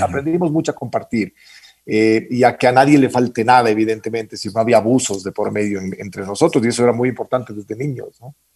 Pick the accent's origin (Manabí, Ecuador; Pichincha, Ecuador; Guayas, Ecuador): Pichincha, Ecuador; Quito; yo nací en Quito en 1968